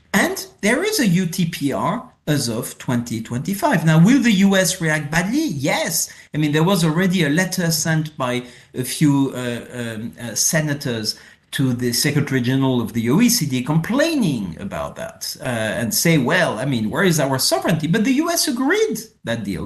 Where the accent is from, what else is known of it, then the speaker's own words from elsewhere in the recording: France; accent: French; English is a second language; my French accent.